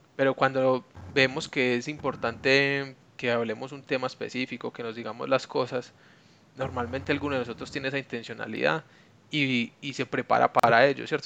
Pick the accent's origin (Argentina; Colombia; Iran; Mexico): Colombia; Medellín, Antioquia; also born or lived in Bogotá; yo soy paisa de Medellín toda la vida y tuve la oportunidad de vivir en Bogotá un tiempo